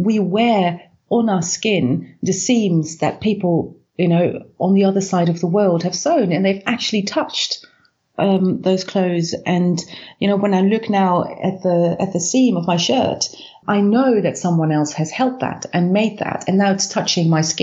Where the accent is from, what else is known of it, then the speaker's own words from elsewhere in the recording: Netherlands; I was born in the Netherlands